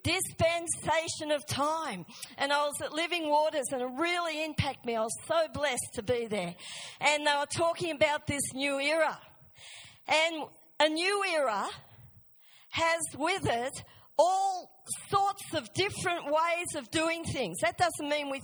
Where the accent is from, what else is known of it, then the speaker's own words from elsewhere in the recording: Australia; moved away; I grew up in Australia, I know the ways of Australia